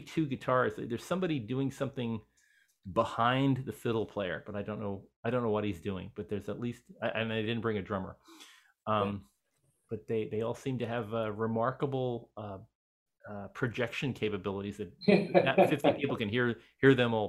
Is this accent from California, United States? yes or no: no; Elizabeth, New Jersey, United States; we're both from Elizabeth, New Jersey.